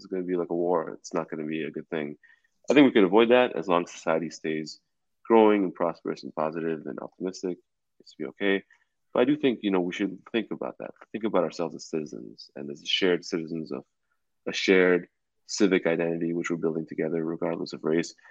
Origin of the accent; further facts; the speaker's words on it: Canada; now in United States; as a Canadian, you know, someone from Vancouver, or from Toronto